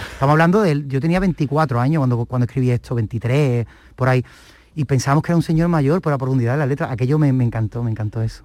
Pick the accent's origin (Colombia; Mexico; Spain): Spain; Cádiz, Andalusia; yo soy del barrio de la Viña